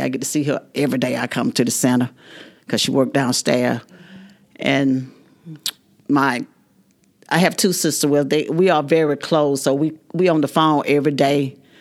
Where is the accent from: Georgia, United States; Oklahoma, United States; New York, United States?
Georgia, United States; Dawson; I was from Dawson